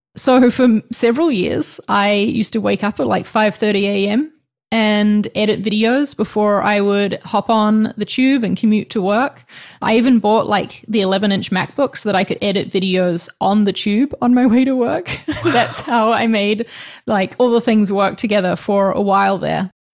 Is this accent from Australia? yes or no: no; New Zealand; now in Spain; I'm from New Zealand, in case you're wondering about the accent, but right now I'm living in Spain